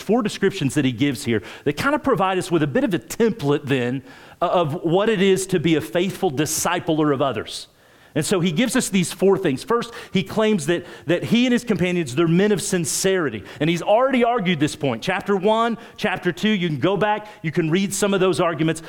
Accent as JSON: {"language": "English", "region": "rural Oklahoma", "country": "United States", "tie": "born or raised there", "moved": "yes", "lives_now": "Springfield, United States", "said": "I grew up in Oklahoma, rural Oklahoma"}